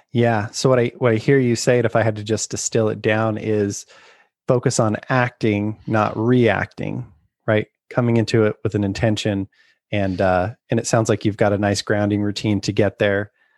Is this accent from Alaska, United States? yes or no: no; Utah, United States; I grew up in Utah